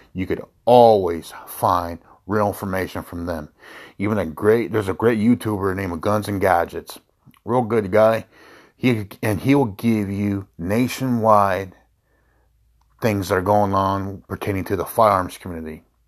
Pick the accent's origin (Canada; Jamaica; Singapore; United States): United States; I was born here in the United States. My father who migrated from Mexico